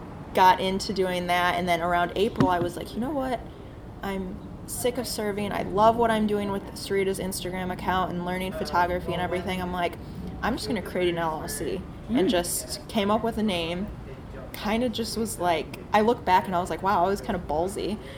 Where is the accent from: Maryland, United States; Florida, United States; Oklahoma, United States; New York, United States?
Maryland, United States; Like I grew up in Maryland.